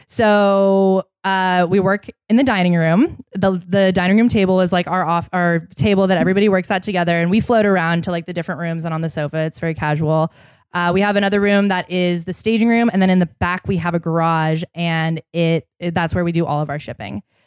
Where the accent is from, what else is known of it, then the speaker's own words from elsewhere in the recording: Seattle, Washington, United States; I grew up in Seattle